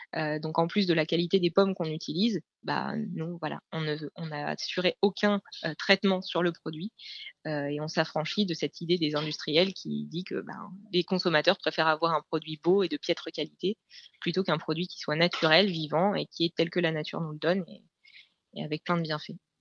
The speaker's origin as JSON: {"language": "French", "region": "Normandy", "country": "France", "said": "je suis normande"}